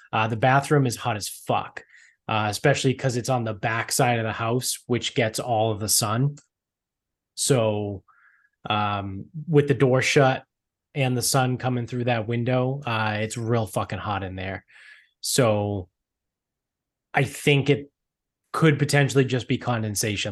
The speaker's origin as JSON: {"language": "English", "town": "Medford", "region": "Massachusetts", "country": "United States", "tie": "born or raised there", "said": "growing up in Medford"}